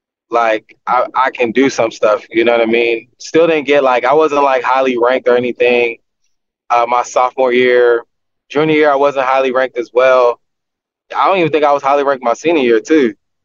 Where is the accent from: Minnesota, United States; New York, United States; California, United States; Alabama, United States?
California, United States; Like growing up in Southern California, those were the teams that you wanted to play for.